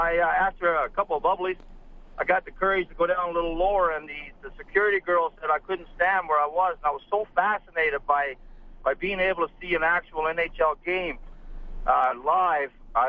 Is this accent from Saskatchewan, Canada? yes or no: no; Newfoundland and Labrador, Canada; now in Edmonton, Canada; I came from Newfoundland in 1997, and I grew up watching the Montreal Canadiens on CBC.